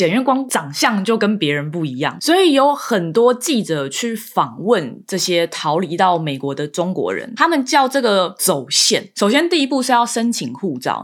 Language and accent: Chinese; Taiwan; moved away as an adult; now in United States; 我觉得出生在台湾真的蛮幸福的